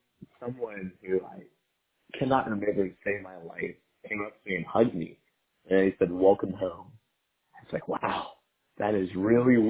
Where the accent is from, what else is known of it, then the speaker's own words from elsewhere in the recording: Atlanta, Georgia, United States; moved away as an adult; now in Boston, United States; I'm from Atlanta, Georgia.